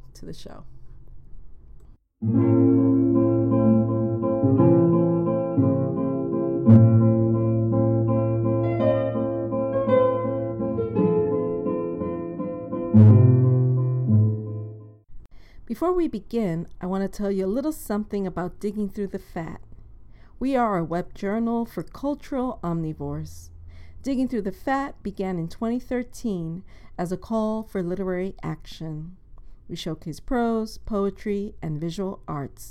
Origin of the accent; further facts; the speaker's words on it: New York City, New York, United States; I grew up in Inwood, which is the northern tip of Manhattan.